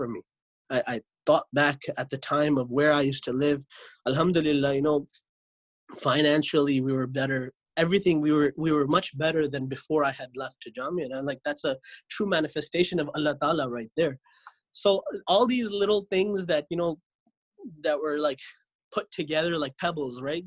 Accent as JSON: {"language": "English", "town": "Lodi", "region": "New Jersey", "country": "United States", "tie": "born or raised there", "moved": "yes", "said": "I grew up in America, in New Jersey. The place I grew up was Lodi, New Jersey."}